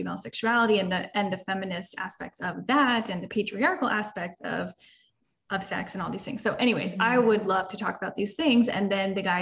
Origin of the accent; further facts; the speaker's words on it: Florida, United States; we're both from Florida